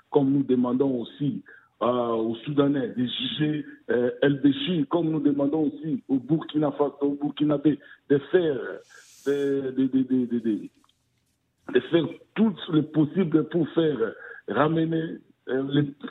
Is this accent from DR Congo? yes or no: yes; DR Congo; comme chez nous au Congo, Kinshasa.